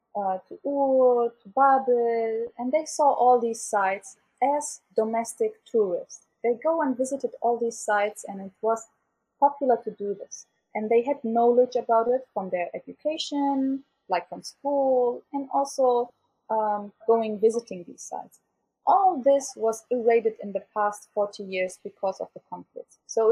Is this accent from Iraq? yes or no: yes; Erbil, Kurdistan Region, Iraq; born there; I was born in Erbil. My family is not from Erbil. But I say like I choose to be an Erbilian since I was born here, and I feel identified with this beautiful and diverse city.